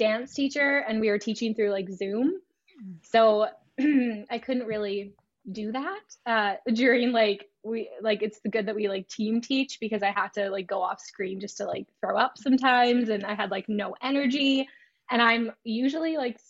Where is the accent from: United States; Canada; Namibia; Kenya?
Canada; I'm from Canada